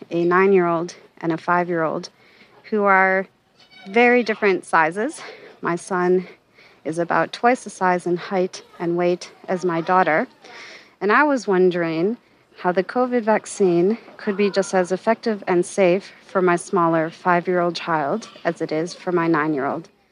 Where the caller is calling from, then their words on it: Sydney, New South Wales, Australia; I'm calling from Sydney, Australia